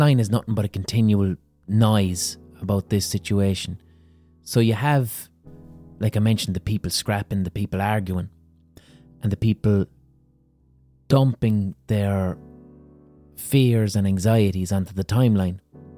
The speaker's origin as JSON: {"language": "English", "town": "Limerick", "region": "Munster", "country": "Ireland", "said": "I'm just someone from Limerick"}